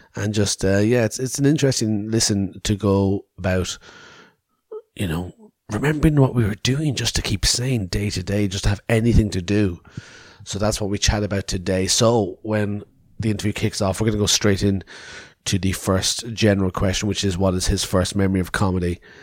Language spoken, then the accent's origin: English; Cork, Munster, Ireland; moved away; I was down home in Cork City in Ireland